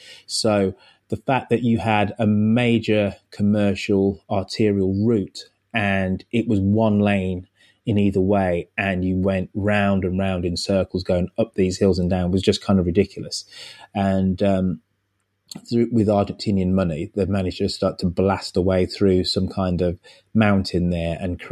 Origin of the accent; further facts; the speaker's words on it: Birmingham, West Midlands, United Kingdom; moved away as an adult; now in United States; my hometown of Birmingham